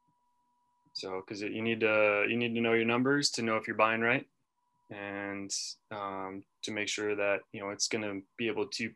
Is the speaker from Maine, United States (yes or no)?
yes; Portland, Maine, United States; also born or lived in Fayetteville, North Carolina; now in Manchester, United States; the Portland, Maine area where I grew up